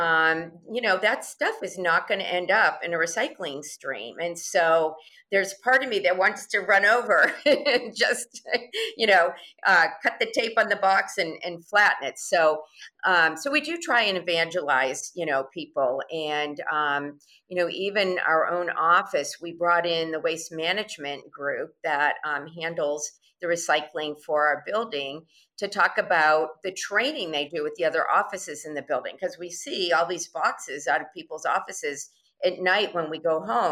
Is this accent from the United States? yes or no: yes; Massachusetts, United States; I grew up in Massachusetts